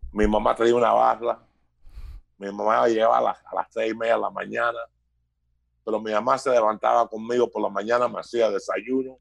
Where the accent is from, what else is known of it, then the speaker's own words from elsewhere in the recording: Union City, New Jersey, United States; first language Spanish; also born or lived in Cuba / Chicago / New York; Nací en Cuba, pero me crié en New Jersey, en Union City